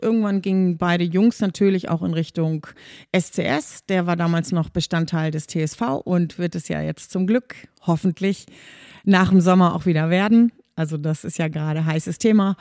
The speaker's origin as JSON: {"language": "German", "town": "Kiel", "region": "Schleswig-Holstein", "country": "Germany", "tie": "born or raised there", "also_born_or_lived": "Hamburg / Flintbek", "moved": "yes", "lives_now": "Schwarzenbek, Germany", "said": "Dann bin ich aber mit vier Jahren schon mit meinen Eltern nach Kiel gezogen und da in der Umgebung von Kiel aufgewachsen"}